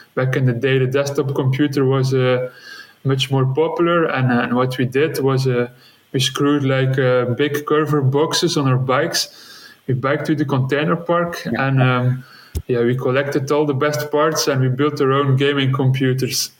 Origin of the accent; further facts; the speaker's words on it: West Flanders, Belgium; English is a second language; moved away as an adult; now in Antwerp, Belgium; originally, I grew up in West Flanders